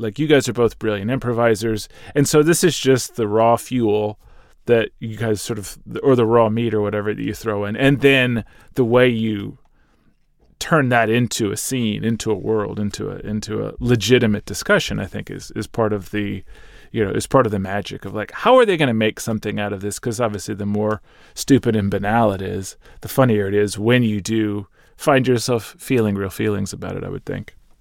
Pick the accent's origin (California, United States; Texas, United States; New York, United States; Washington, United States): Texas, United States; moved away; my home state of Texas